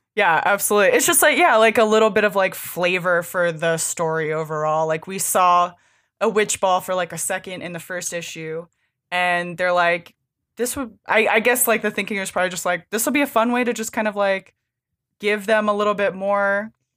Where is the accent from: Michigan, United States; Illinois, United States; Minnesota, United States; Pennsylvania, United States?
Pennsylvania, United States; I grew up in Pennsylvania